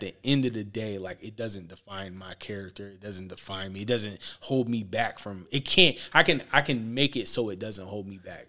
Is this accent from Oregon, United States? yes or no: yes; Portland, Oregon, United States; I'm from Portland, Oregon, uh, born and raised